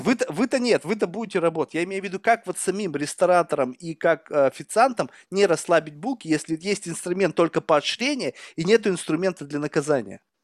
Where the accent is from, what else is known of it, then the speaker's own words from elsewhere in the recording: Russia; moved away as an adult; now in United States; 15 лет назад, когда я уезжал из России